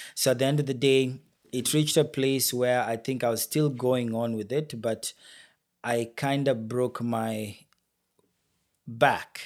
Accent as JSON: {"language": "English", "country": "Kenya", "moved": "as an adult", "lives_now": "Brampton, Canada", "said": "my home country, Kenya, where I already had the company running"}